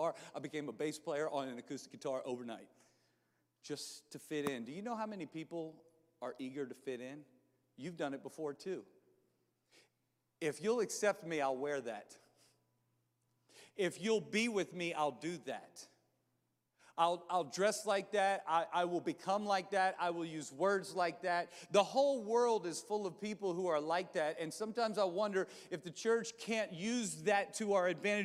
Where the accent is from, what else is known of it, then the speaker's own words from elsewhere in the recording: Louisiana, United States; also born or lived in New Orleans, Louisiana / Baton Rouge, Louisiana; We moved, when I was in seventh grade, we moved from New Orleans, Louisiana to Baton Rouge, Louisiana